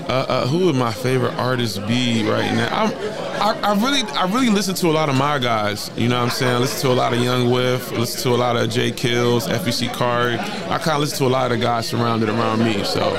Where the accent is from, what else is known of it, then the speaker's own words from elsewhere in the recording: Baltimore, Maryland, United States; now in Los Angeles, United States; I grew up in Baltimore. But living in L.A. for so long